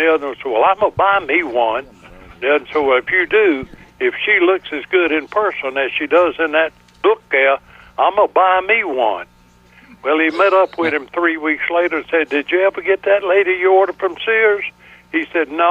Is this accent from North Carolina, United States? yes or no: yes; Wallace, North Carolina, United States; I was born in Wallace in 1928.